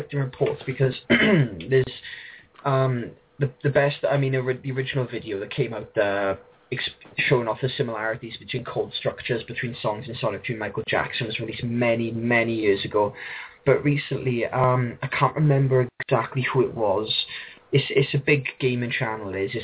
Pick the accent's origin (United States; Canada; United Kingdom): United Kingdom; South Wales; I grew up around here in South Wales